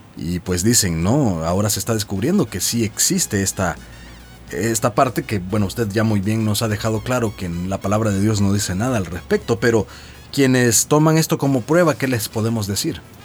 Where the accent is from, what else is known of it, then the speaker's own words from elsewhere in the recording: El Salvador; como decimos en buen salvadoreño